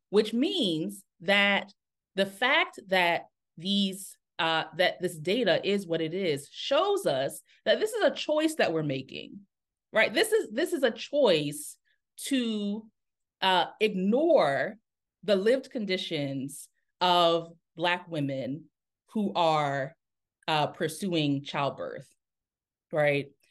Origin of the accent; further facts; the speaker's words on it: Newark, Delaware, United States; moved away; also born or lived in Atlanta, Georgia; I'm originally from Newark, Delaware